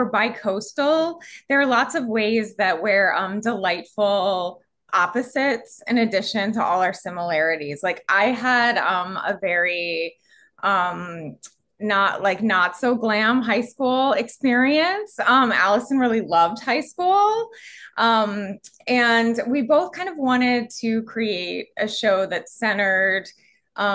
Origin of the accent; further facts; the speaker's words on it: Florida, United States; I'm also though from Florida